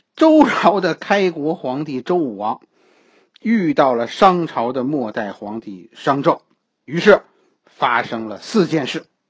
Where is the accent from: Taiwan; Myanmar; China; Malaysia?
China; 我们中国人的文化其实包括三种崇拜